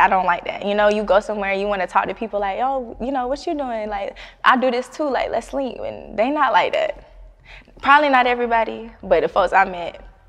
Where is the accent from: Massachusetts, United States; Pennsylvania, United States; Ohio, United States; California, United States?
California, United States; born there; now in Atlanta, United States; I was born in Cali, but, like, when I moved back, like, as a teenager and stuff, like, the vibes was not there for me.